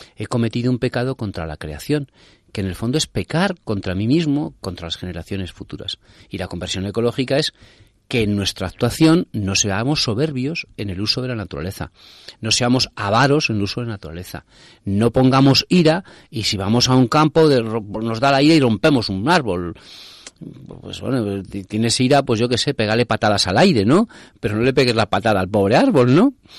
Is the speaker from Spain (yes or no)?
yes; Spain